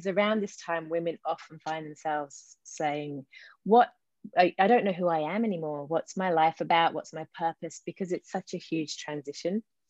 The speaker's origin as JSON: {"language": "English", "region": "London", "country": "United Kingdom", "tie": "born or raised there", "accent": "English", "moved": "yes", "said": "So you might hear in my accent, I've got a bit of an English accent, the residue of, mind you, yes, I've been here 28 years. So it's, yes, but I grew up in London and came over here then."}